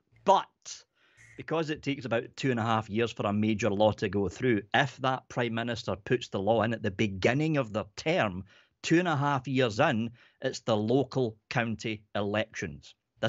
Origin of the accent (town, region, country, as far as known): Scotland, United Kingdom